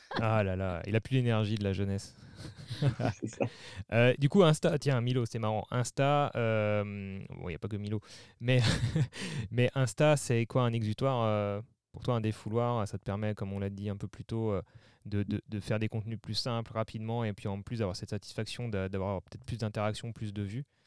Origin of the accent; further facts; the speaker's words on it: Mulhouse area, Alsace, Grand Est, France; moi je suis originaire de la région de Mulhouse, en Alsace